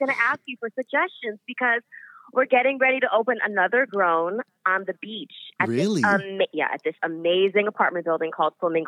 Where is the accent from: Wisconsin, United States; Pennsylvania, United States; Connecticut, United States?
Connecticut, United States; Middletown; moved away; Middletown, Connecticut.